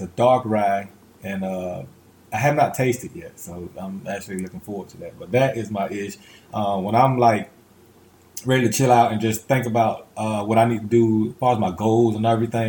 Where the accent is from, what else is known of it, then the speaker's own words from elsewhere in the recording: Tampa, Florida, United States; I grew up in East Tampa